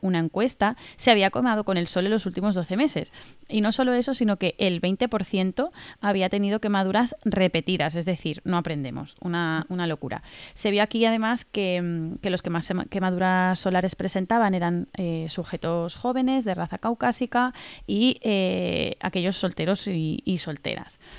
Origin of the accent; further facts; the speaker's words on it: Mallorca, Balearic Islands, Spain; now in Valencia, Spain; Yo vivo en Valencia, pero soy de Mallorca